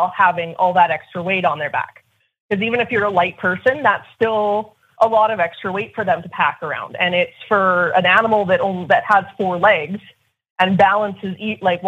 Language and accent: English; Southern Alberta, Canada; I'm from Southern Alberta, which is in Canada